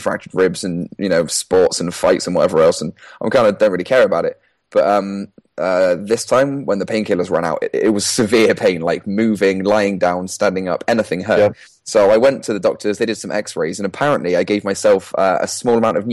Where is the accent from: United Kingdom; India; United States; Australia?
United Kingdom